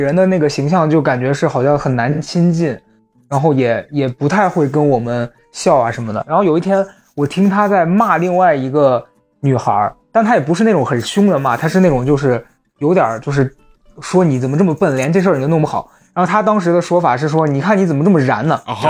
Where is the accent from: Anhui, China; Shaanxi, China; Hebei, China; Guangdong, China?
Shaanxi, China; Xi'an; accent: Shaanxi-accented Mandarin; 所有人一听我说话，就还是能听得出来我是从西安来的嘛